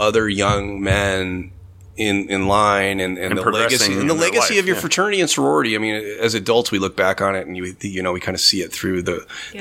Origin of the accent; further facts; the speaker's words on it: Normal, Illinois, United States; I grew up in Normal, went to school in Bloomington